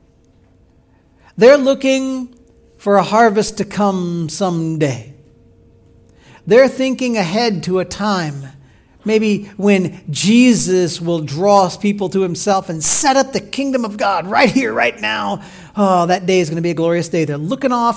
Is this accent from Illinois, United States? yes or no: yes; Illinois, United States; moved away; I grew up in Illinois